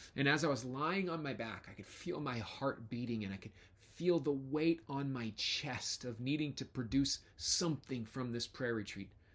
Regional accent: United States; As American Christians

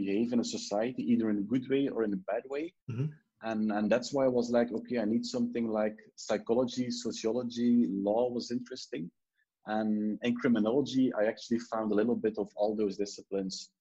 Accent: Ghent, Flanders, Belgium; also born or lived in Brussels; I was from Ghent

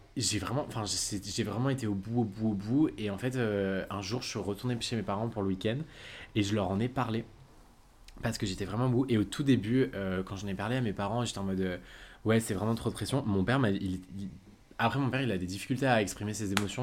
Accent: Lyon, Auvergne-Rhône-Alpes, France; moved away as an adult; also born or lived in United States; now in Paris, France; j'habite maintenant à Paris mais je suis originaire de Lyon.

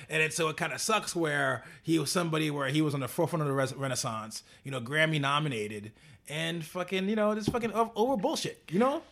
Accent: New York City, New York, United States; as a New Yorker

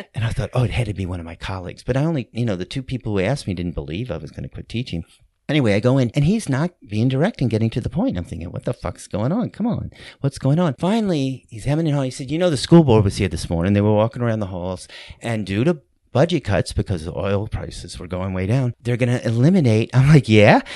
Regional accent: New Orleans, Louisiana, United States; moved away as an adult; also born or lived in New York City; I grew up here in New Orleans, but I moved back

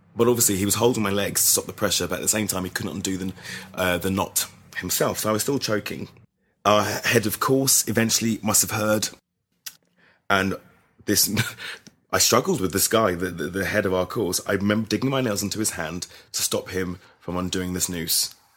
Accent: London, United Kingdom; I grew up in London, South, Southwest London

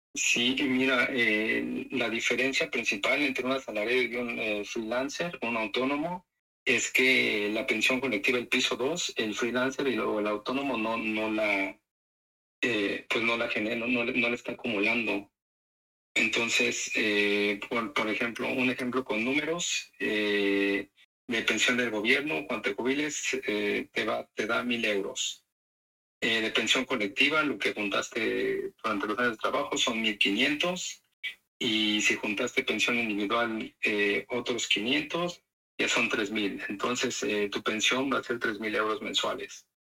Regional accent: Mexico; now in Netherlands; nosotros somos mexicanos

